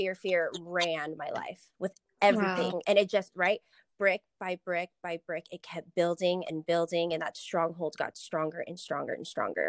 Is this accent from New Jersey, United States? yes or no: no; Las Vegas, Nevada, United States; also born or lived in San Diego; I'm from Vegas. Born and raised. I lived in San Diego for about 4 years